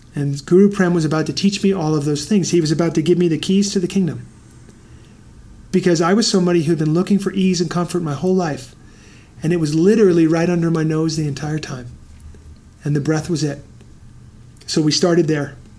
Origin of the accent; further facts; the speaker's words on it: New York City, New York, United States; moved away; I grew up in New York City